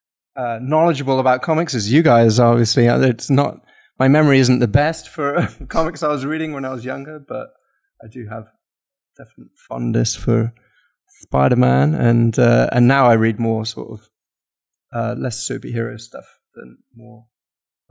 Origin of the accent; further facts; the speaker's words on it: Llanpumsaint, Wales, United Kingdom; I was born a couple of miles out of a tiny village called Llanpwmsaint.